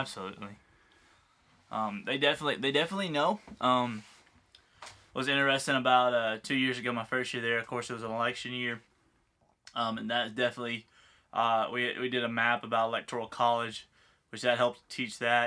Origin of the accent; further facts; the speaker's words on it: United States; I'm American